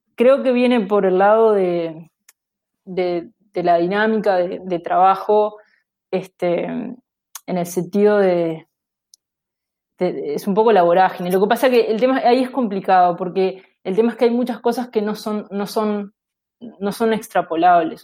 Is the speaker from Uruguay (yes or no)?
yes; Uruguay; moved away as an adult; also born or lived in Aarhus, Denmark; now in United States; yo salí de, de Uruguay habiendo hecho la licenciatura y la maestría